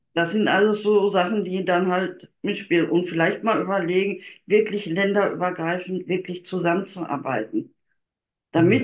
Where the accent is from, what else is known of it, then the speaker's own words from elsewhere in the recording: Germany; ich komme nun mal aus Deutschland